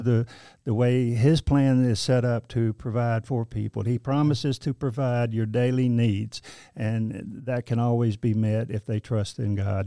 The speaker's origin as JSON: {"language": "English", "town": "Kinston", "region": "North Carolina", "country": "United States", "tie": "born or raised there", "also_born_or_lived": "Baltimore, Maryland / Wilmington, North Carolina / Greensboro, North Carolina", "moved": "as an adult", "lives_now": "Nashville, United States", "said": "my hometown in Lenore County, Kinston, North Carolina"}